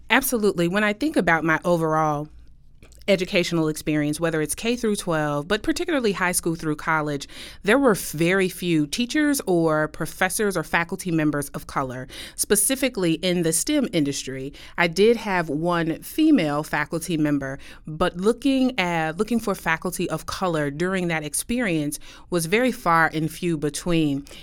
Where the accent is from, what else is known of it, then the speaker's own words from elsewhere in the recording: Kansas City, Missouri, United States; moved away as an adult; now in Westchester, United States; I'm originally from Kansas City, Missouri